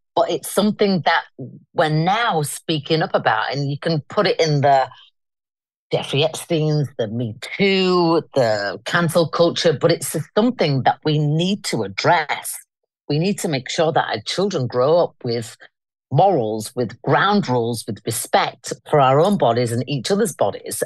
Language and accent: English; Leeds, Yorkshire and the Humber, United Kingdom; I come from Leeds. I'm a northern girl. Hence, I'm back in my hometown now.